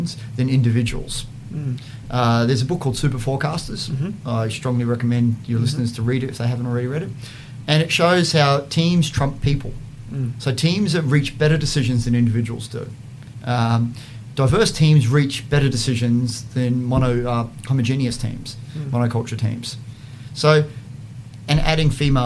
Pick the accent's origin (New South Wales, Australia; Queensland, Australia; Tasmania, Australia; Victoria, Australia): Queensland, Australia; also born or lived in Boston / London; I grew up in Queensland